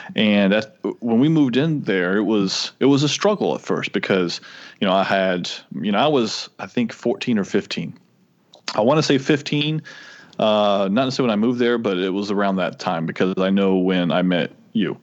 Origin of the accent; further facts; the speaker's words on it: Florida, United States; moved away as an adult; also born or lived in Tennessee; I'm from Florida